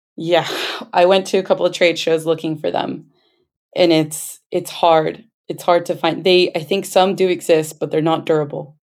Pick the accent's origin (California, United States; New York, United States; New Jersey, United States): California, United States; Los Angeles; We are both born and raised in Los Angeles, California, but our parents are from Peru, the Andes part.